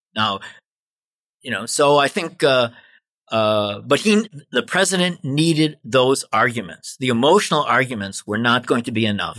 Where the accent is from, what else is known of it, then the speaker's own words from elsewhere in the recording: Milwaukee, Wisconsin, United States; I am from Milwaukee, Wisconsin